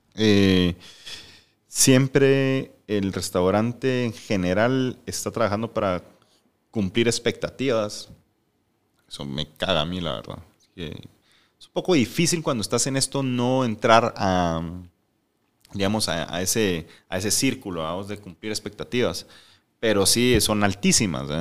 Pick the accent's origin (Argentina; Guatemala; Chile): Guatemala; also born or lived in Mexico City, Mexico / Ensenada, Mexico / Playa del Carmen, Mexico; nosotros tenemos como guatemaltecos